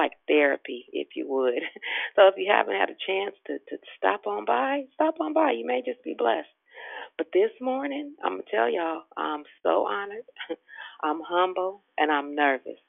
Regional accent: Richmond, Virginia, United States; born at Richmond Hospital in 67. Now, y'all know I'm real Richmond

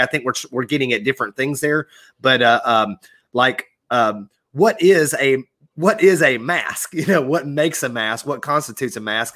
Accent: Georgia, United States; growing up in Georgia in the Carolina area

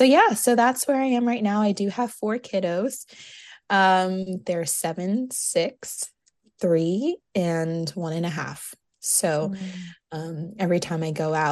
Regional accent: New York, United States; moved away as an adult; now in South Carolina, United States; I'm originally from New York

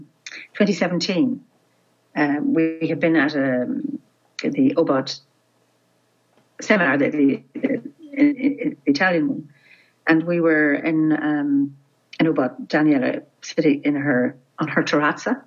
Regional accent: Ireland; I'm Irish

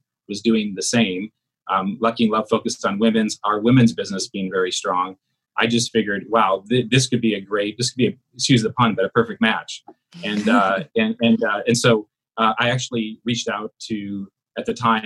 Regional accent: South Korea; moved away; I'm originally from South Korea

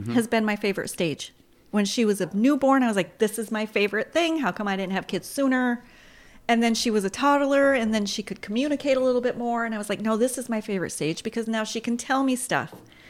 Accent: Redford, Michigan, United States; Child of the 80s growing up in Redford, there's not a lot to do anyway.

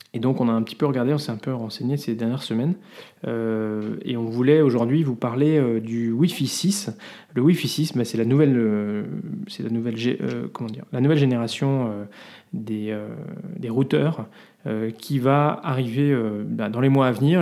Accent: France; now in Belgium; on est français

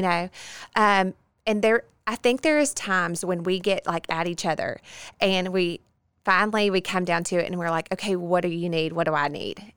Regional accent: Bossier City, Louisiana, United States; born and bred in Bossier City

